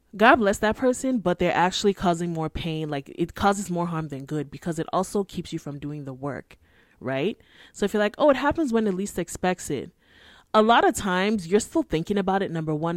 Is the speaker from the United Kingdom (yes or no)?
no; Nigeria; I'm Nigerian. I live in my parents' house.